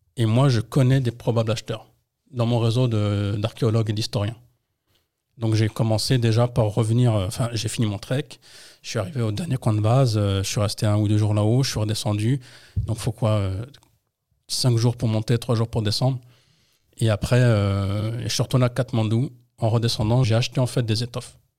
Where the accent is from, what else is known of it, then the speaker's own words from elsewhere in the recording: Trappes, Île-de-France, France; also born or lived in Colombes; né en France à Colombes, mais j'ai fait toute ma vie dans le 78, entre Trappes et Lancourt